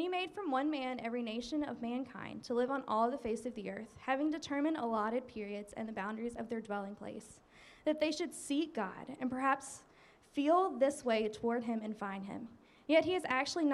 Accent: Mississippi, United States; moved away as an adult; now in Fredericksburg, United States; I'm a teacher from Mississippi.

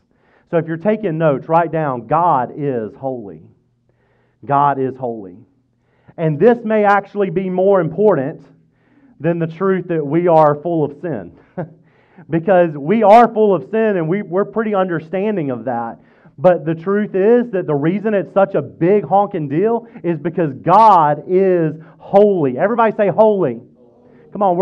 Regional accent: Mississippi, United States; now in Fredericksburg, United States; I grew up in Mississippi

